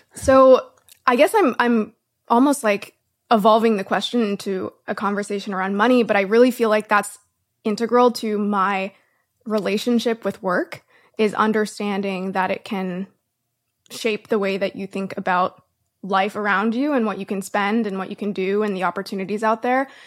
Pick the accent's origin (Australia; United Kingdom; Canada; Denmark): Canada; I'm Canadian